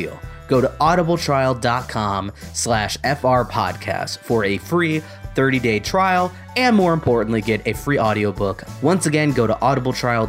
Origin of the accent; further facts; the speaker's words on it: Michigan, United States; moved away; I'm from Michigan originally